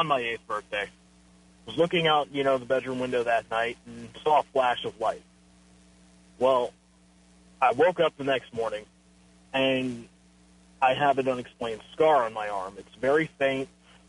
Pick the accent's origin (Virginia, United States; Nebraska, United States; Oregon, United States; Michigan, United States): Virginia, United States; now in Dallas, United States; I grew up in Virginia, right by a military base.